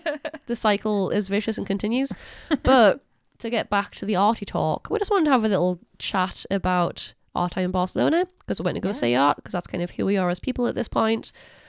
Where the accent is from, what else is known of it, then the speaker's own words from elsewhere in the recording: Newcastle upon Tyne, North East England, United Kingdom; accent: Geordie; I said that in the most Geordie accent possible.